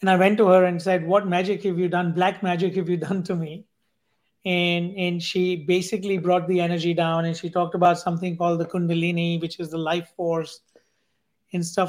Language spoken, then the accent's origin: English; India; growing up in India as part of a billion people